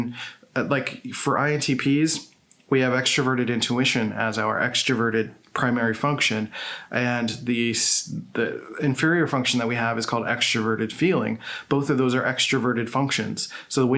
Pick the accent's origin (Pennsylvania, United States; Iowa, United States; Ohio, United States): Pennsylvania, United States; Philadelphia; moved away; I grew up in Philadelphia